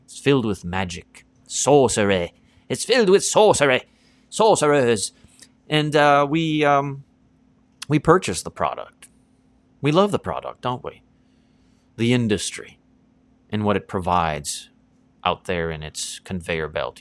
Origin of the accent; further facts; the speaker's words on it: East Coast of Canada, Canada; growing up on the East Coast of Canada